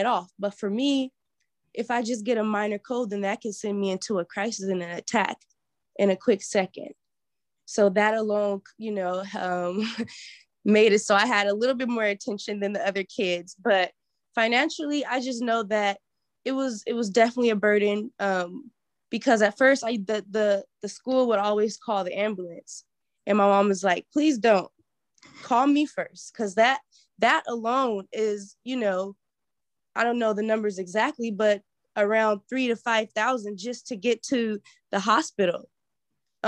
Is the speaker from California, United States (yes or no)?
no; Portland, Oregon, United States; also born or lived in Grambling, Louisiana; I grew up in Portland, Oregon, specifically Northeast, right around Albina